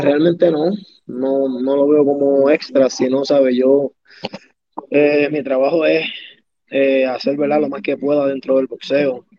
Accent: Fajardo, Puerto Rico; yo soy el orgullo de Maternillo

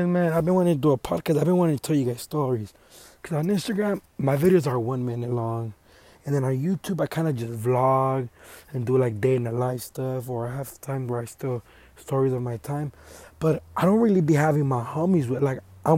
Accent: Los Angeles, California, United States; I'm from Los Angeles, Echo Park, downtown LA area. I was born in the hood

